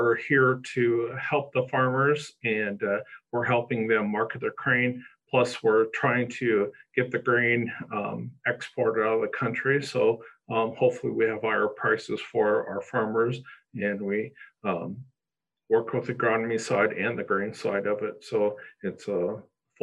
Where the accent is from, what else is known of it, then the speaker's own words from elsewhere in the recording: Northeast Nebraska, United States; I grew up in Northeast Nebraska.